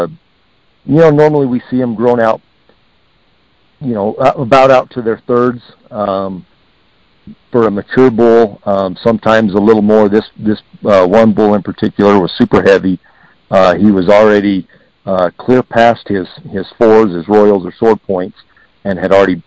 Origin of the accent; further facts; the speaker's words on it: Heber, Arizona, United States; growing up in Heber